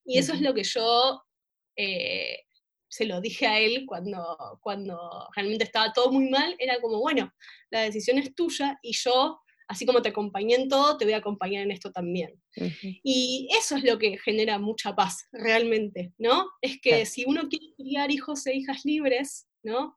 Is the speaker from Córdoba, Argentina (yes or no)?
no; La Matanza, Buenos Aires Province, Argentina; nací, nací en Capital Federal, pero viví toda mi vida en La Matanza, de hecho vivo en La Matanza hoy por hoy